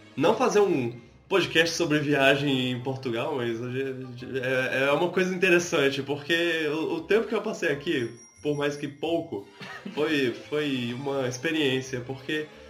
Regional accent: Brazil; accent: Brazilian; se eles ouvirem minha voz e ouvirem meu sotaque, eles vão perceber que eu sou brasileiro

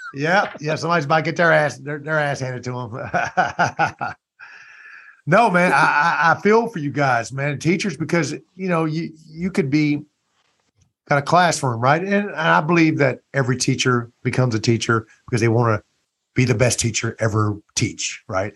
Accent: Louisiana, United States; I'm from Louisiana

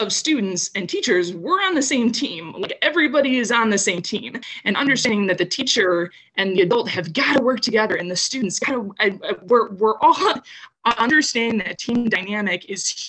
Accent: Downers Grove, Illinois, United States; I grew up in Downers Grove, which is another suburb of Western Chicago

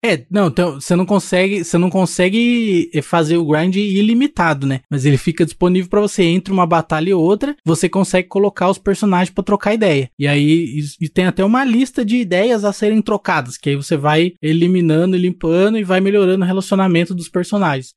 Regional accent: Brazil; a gente é do Brasil

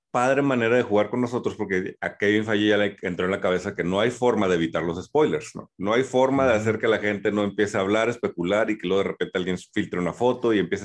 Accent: Mexico

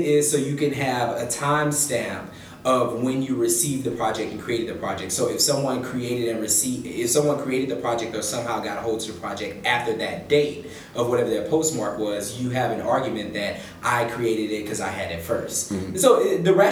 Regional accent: Texas, United States; moved away as an adult; also born or lived in Washington, District of Columbia, United States / Houston, Texas; I'm from Texas, and then I went to law school in DC

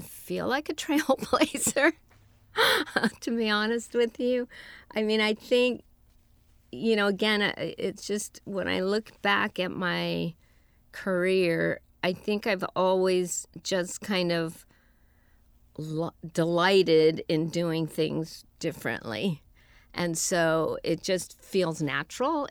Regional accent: San Francisco, California, United States; moved away as an adult; now in Los Angeles, United States; I was born and raised in San Francisco.

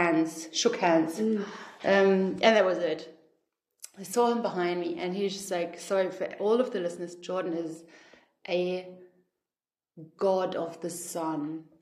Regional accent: Australia; Like I'm from Australia, she's from Germany.

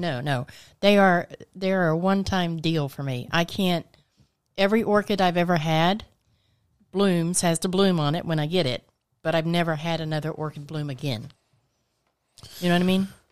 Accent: Georgia, United States; also born or lived in Orlando, Florida; now in Florida, United States

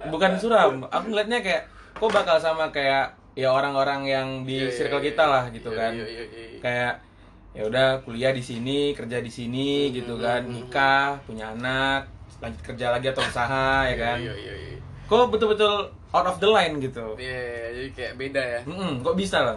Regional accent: Padang, West Sumatra, Indonesia; aku juga orang Padang sih soalnya

